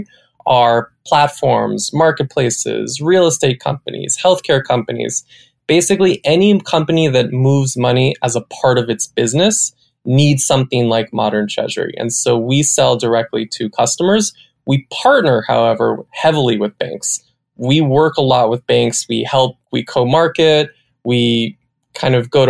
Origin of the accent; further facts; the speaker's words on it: Salinas, California, United States; moved away as an adult; also born or lived in New York / San Francisco; Born and raised in Salinas